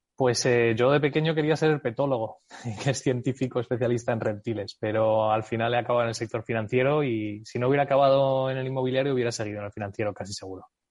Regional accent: United States; born or raised there; first language English and Spanish; moved away as an adult

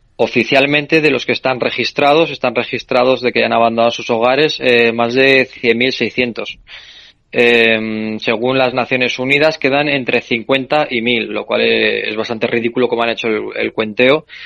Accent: Spain; como español

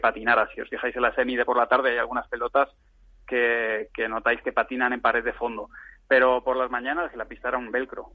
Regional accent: Madrid, Community of Madrid, Spain; yo soy de Madrid

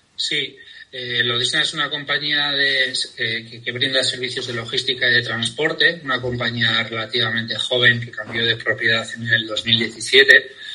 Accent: Pamplona, Navarre, Spain; moved away as an adult; soy de Pamplona

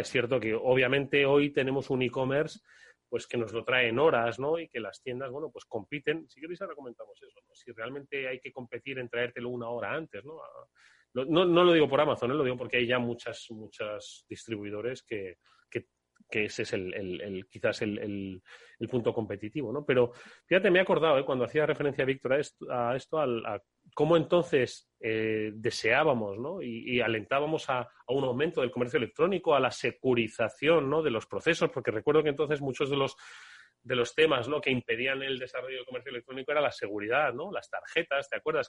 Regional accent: Extremadura, Spain; mi pueblo, Extremadura

